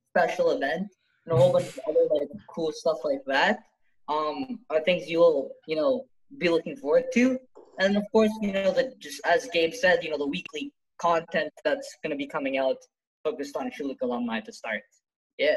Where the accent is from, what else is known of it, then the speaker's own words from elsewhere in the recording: Canada; I was born in Canada, but like, I, my, my parents are basically from Ceylon